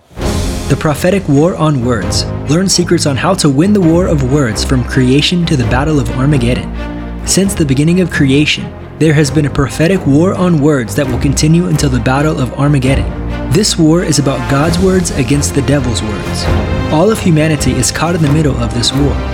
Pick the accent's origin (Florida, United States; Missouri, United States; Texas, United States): Missouri, United States; Northwest; now in Sao Paulo, Brazil; I grew up in Missouri, in Northwest Missouri